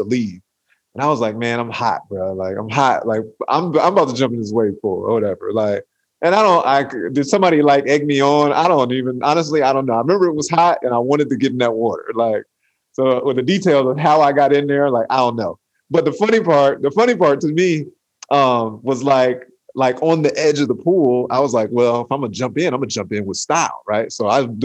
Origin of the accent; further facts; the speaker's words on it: Atlanta, Georgia, United States; I'm from Atlanta